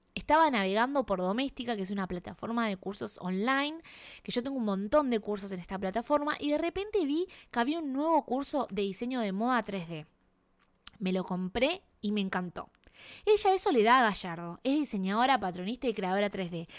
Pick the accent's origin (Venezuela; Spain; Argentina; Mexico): Argentina; now in Canada; Soy argentina y vivo en Canadá.